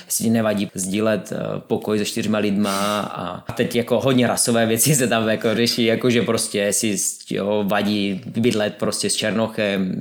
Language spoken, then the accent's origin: Czech; Czechia; Já jsem ze Severní Moravy